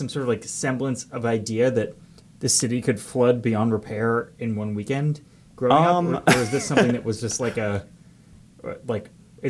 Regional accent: Massachusetts, United States; I grew up in Massachusetts.

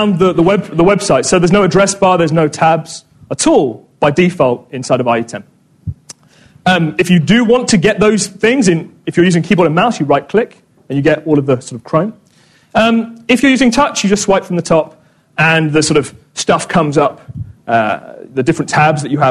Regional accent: Corby, East Midlands, United Kingdom; moved away; I'm actually from Corby

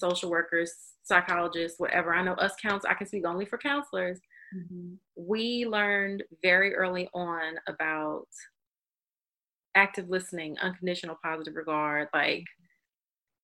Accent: the South, United States; I'm a Southerner

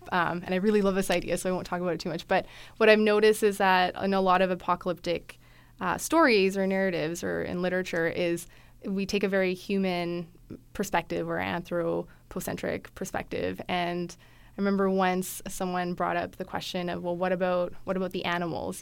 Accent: Calgary, Alberta, Canada; moved away as an adult; now in Edmonton, Canada; I grew up in Calgary

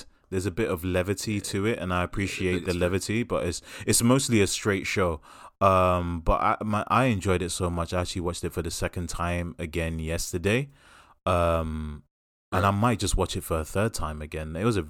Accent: Brooklyn, New York, United States; like, when I grew up in Brooklyn, we didn't have girls like you.

